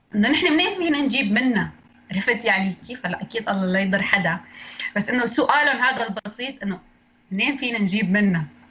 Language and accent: Arabic; Idlib, Idlib Governorate, Syria; من سوريا من ادلب